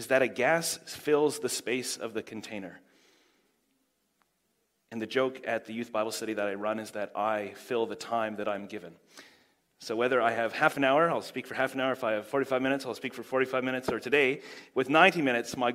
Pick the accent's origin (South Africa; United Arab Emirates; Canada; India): Canada; now in Huntly, New Zealand; I do live in Huntley now, but I am from Canada, which is why I talk so normally